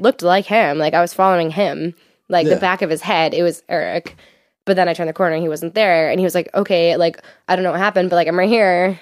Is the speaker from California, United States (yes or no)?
no; Exeter, New Hampshire, United States; I grew up in Exeter